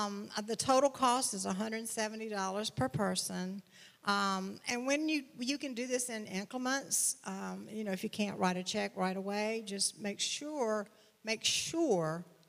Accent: the South, United States; I'm from the South

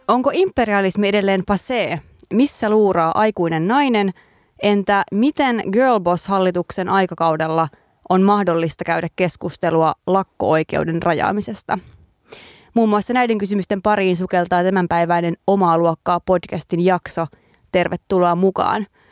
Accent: Lievestuore, Central Finland, Finland; kotikylässäni Lievestuoreella

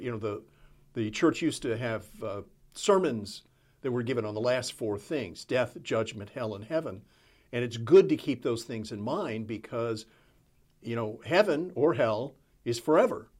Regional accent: Texas, United States; growing up in Texas, surrounded by Southern Baptists

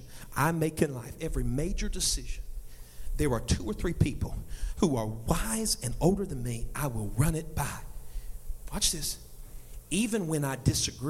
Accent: United States; I grew up just on Lees Mill Road, not far from here

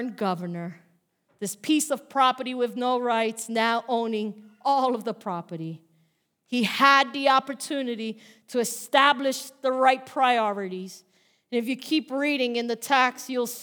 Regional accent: New York, United States; now in Bayonne, United States; I'm from New York

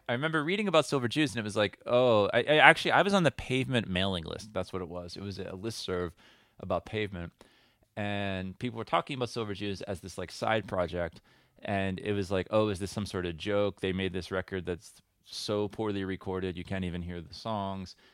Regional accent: United States; moved away as an adult; also born or lived in Lexington, Kentucky; I haven't lived in America for, uh, twelve, fourteen, I don't know how many years now, but I don't even necessarily identify as an American

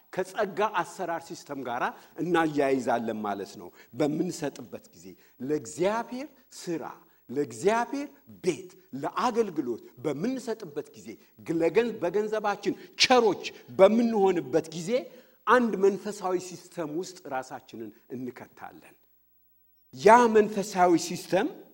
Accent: Fiche, Oromia, Ethiopia; moved away; እኛ ድሮ ልጆች ሆነን ፍቼ ቀይ ሰፈራችን

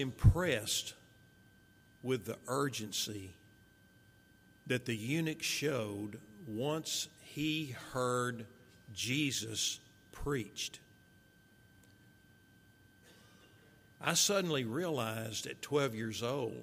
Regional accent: Marshall, Texas, United States; also born or lived in Fort Worth, Texas; following my dad's death, my mother, my little brother, myself, we moved from Fort Worth to Marshall, where our family was

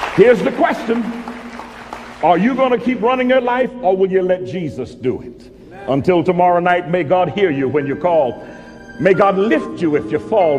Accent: Mobile, Alabama, United States; moved away; I was born in Mobile, Alabama

